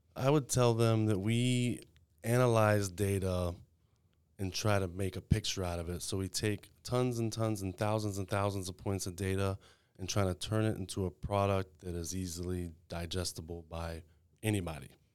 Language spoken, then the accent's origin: English; Waco, Texas, United States; also born or lived in El Paso; I was born here in Waco